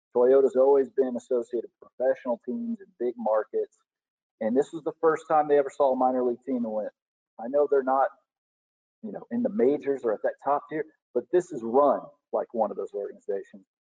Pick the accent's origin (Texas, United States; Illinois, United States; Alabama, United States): Alabama, United States; Madison; also born or lived in Huntsville, Alabama; I was born in Huntsville Hospital, raised in Madison, Alabama.